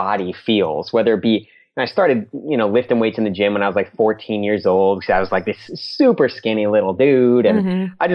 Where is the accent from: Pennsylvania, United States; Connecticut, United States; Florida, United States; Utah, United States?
Florida, United States; Orlando; We're from Orlando, Florida